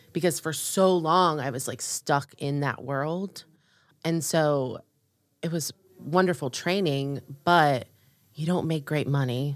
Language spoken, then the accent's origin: English; Orlando, Florida, United States; moved away as an adult; also born or lived in upstate New York / Nashville / New York City; now in North Carolina, United States; I grew up in Orlando, Florida.